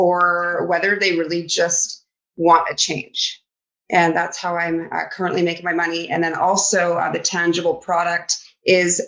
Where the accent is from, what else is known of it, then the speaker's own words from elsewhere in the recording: Vancouver Island, British Columbia, Canada; I grew up over on Vancouver Island